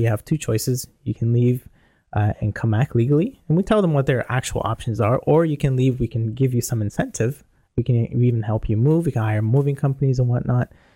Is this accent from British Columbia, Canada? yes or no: no; Toronto, Ontario, Canada; I'm from Toronto